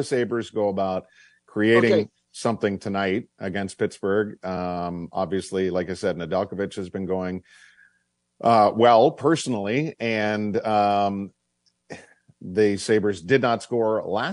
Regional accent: Oshawa, Ontario, Canada; my birth certificate says that's where I was born

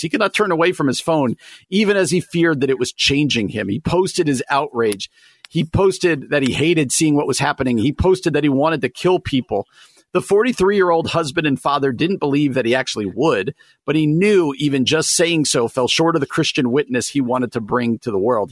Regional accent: New Jersey, United States; I grew up in New Jersey

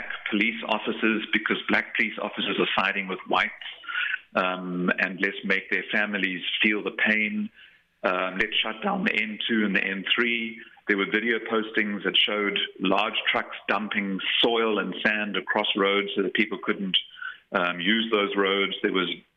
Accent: Durban, KwaZulu-Natal, South Africa; I grew up in Durban, so I understand eBayhead to mean the harbour area

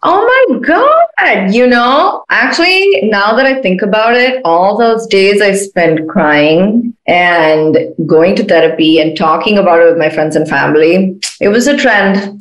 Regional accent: Chennai, Tamil Nadu, India; moved away as an adult; now in United States; I'm from India, like like I'm from Chennai.

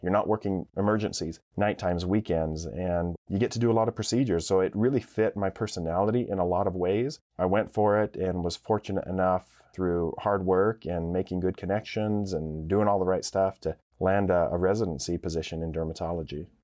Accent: Idaho, United States; growing up in Idaho, Boise is the biggest town in the state

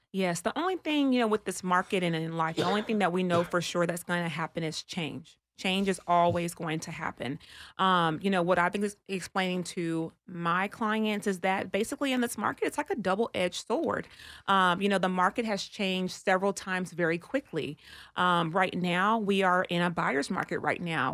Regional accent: Texas, United States; I'm from Texas

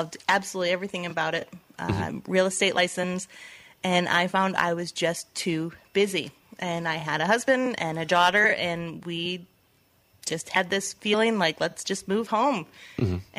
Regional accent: Douglas, Michigan, United States; moved away as an adult; I grew up here in the Douglas area

